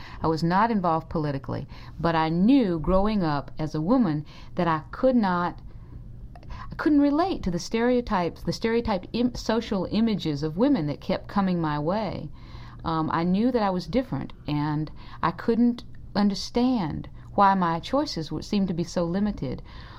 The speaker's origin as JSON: {"language": "English", "town": "Lynchburg", "region": "Virginia", "country": "United States", "tie": "born or raised there", "also_born_or_lived": "Tennessee / North Carolina", "moved": "yes", "said": "Well, I was born in Tennessee in 1946 and grew up in Virginia and North Carolina."}